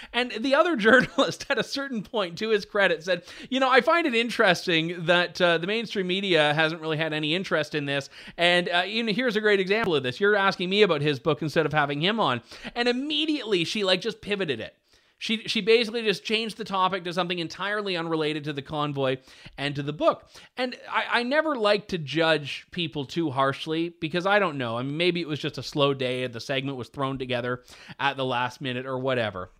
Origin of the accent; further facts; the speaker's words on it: Canada; Canadian storyteller here